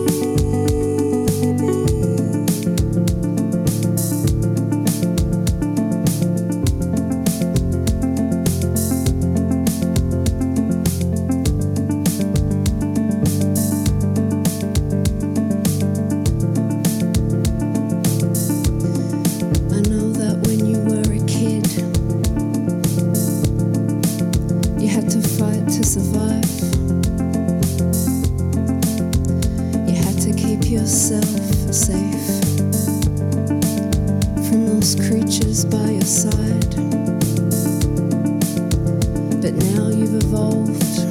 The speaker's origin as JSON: {"language": "English", "region": "New South Wales", "country": "Australia", "said": "I'm from New South Wales, and whenever there's a northerly, I kind of get taken back to my subtropical origins."}